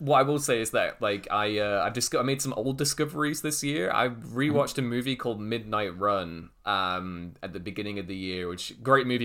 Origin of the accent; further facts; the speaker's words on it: Liverpool, North West England, United Kingdom; moved away; I'm originally from Liverpool, so I have a lot of mates back there.